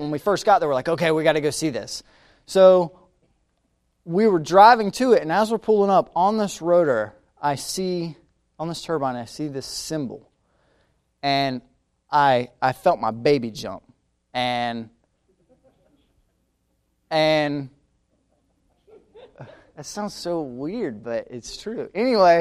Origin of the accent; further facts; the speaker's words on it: Madison, United States; where I grew up in Madison, right down the road, 30 minutes, is a place called Perry